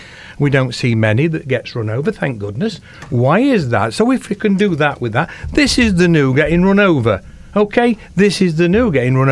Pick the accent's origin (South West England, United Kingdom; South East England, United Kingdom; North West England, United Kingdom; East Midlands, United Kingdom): East Midlands, United Kingdom; Rainworth; I was brought up in Rainworth